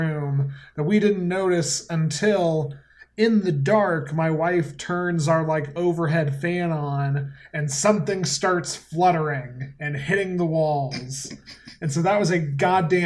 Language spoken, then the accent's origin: English; Colorado, United States; now in Asheville, United States; I grew up in Colorado